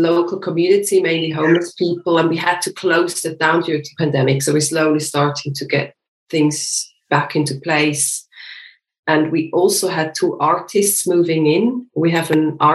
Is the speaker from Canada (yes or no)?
no; Switzerland; moved away as an adult; now in London, United Kingdom; I'm from Switzerland as well. And I live with my husband and with my little son, who is 3 years old, in Crouch End in North London